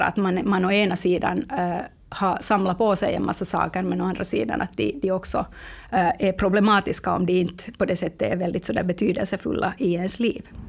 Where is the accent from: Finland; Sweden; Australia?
Finland; vi finländare